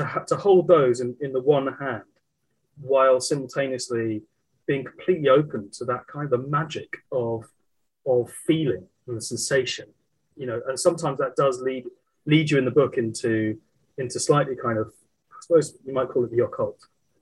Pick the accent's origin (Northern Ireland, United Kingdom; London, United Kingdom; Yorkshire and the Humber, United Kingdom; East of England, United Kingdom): London, United Kingdom; where I grew up in South London